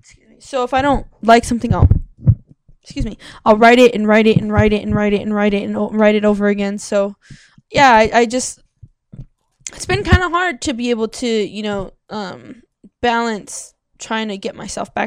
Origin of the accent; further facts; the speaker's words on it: South Gate, California, United States; I lived in LA, I grew up in Southgate